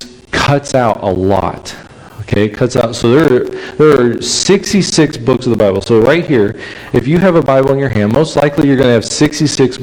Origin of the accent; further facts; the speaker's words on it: California, United States; moved away; I'm from California